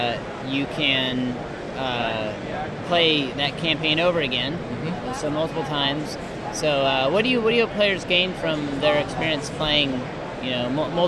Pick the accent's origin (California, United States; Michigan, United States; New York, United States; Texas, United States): Texas, United States; Amarillo; now in Nashville, United States; I grew up in Amarillo, but my family's originally from Oklahoma.